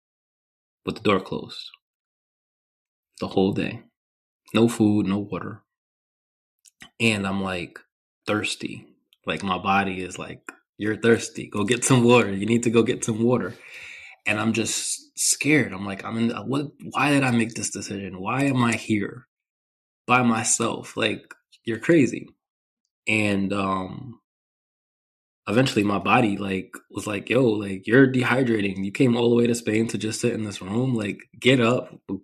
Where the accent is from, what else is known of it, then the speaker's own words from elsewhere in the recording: New York, United States; I grew up in New York